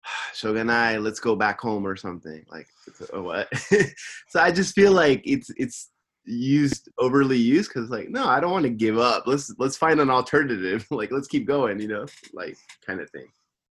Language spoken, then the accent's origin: English; England, United Kingdom; I know I'm English. You don't know. I know. It's my culture.